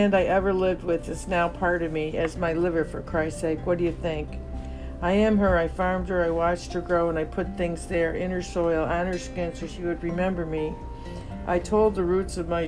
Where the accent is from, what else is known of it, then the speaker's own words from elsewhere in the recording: New York City, New York, United States; moved away as an adult; also born or lived in Vermont; a New York City kid like me